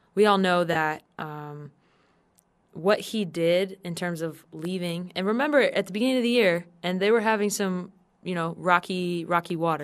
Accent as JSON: {"language": "English", "town": "San Diego", "region": "California", "country": "United States", "tie": "born or raised there", "said": "I grew up in San Diego, so my family were all Charger fans"}